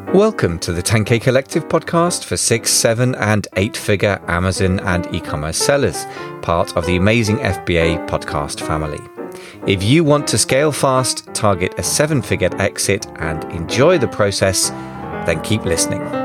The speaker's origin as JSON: {"language": "English", "country": "United Kingdom", "first_language": "English", "said": "as a Brit"}